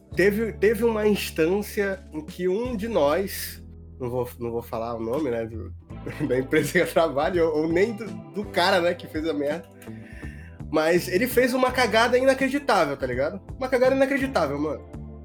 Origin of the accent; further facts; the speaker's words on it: Monte Dourado, Pará, Brazil; eu sou de Monte Dourado